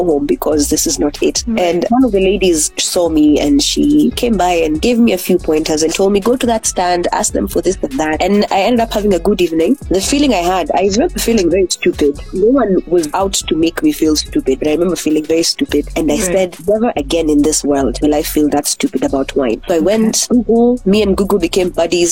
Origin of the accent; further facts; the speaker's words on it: Nakuru, Nakuru County, Kenya; I am from Nakuru. I am currently in Nakuru at the moment. I've lived here my whole life.